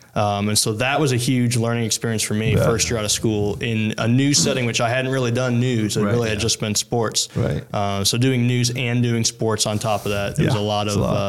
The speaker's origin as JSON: {"language": "English", "town": "Chicago", "region": "Illinois", "country": "United States", "tie": "born or raised there", "also_born_or_lived": "Baton Rouge, Louisiana", "moved": "as an adult", "lives_now": "Denham Springs, United States", "said": "born and raised in Chicago and really had no plans ever to leave. Like family's all there."}